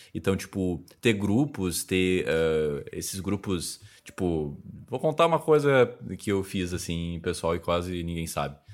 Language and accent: Portuguese; Novo Hamburgo, Rio Grande do Sul, Brazil; Eu sou de Novo Hamburgo, Rio Grande do Sul